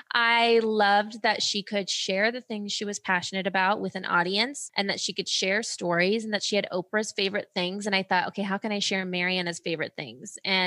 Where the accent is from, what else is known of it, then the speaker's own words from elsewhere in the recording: Ohio, United States; also born or lived in Germany / California; I was born in Germany. Then we moved to California. Then we moved to Ohio and my parents got divorced. And so I was living in Ohio with my dad